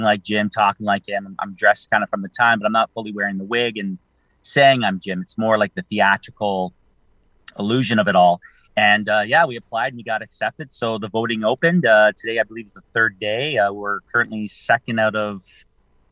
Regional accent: St. Catharines, Ontario, Canada; I'm from St. Catharines

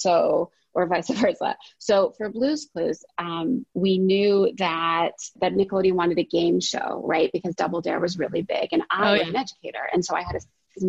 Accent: New Jersey, United States; I'm from Jersey

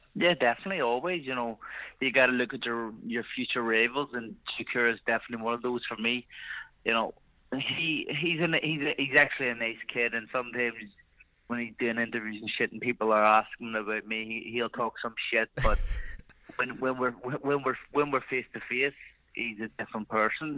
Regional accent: Ireland; I am Irish, you know, I need to represent my country

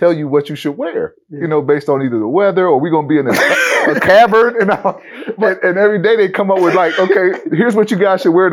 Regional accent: Lansing, Michigan, United States; also born or lived in Detroit, Michigan; I grew up in Lansing, Michigan. I was born in Lansing, Michigan, but I grew up kind of between Detroit and Lansing, Michigan.

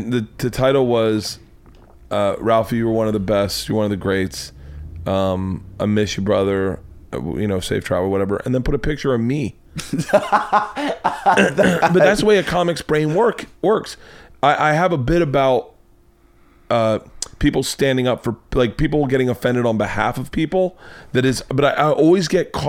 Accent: North Carolina, United States; moved away; I grew up in the South.

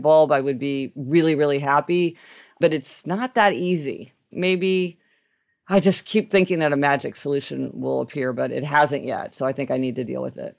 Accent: Kansas City, Missouri, United States; now in New York City, United States; I grew up driving in Kansas City

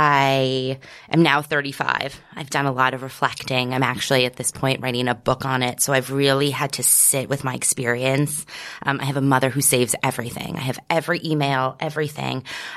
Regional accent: New York City, New York, United States; also born or lived in Bergen County, New Jersey; I'm from New York City.

